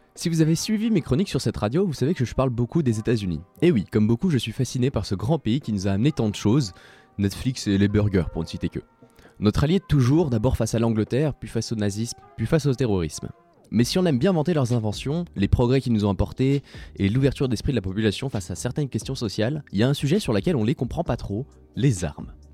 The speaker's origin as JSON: {"language": "French", "country": "Switzerland", "tie": "born or raised there", "said": "J'ai nommé mon pays natal la Suisse"}